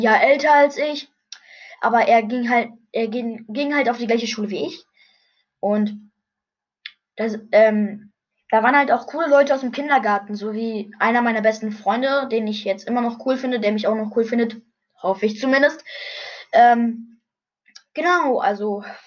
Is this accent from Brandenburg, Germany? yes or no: yes; Brandenburg, Germany; ich bin in Brandenburg in einem Krankenhaus geboren worden. Ja, und ich lebe jetzt gerade noch in Brandenburg.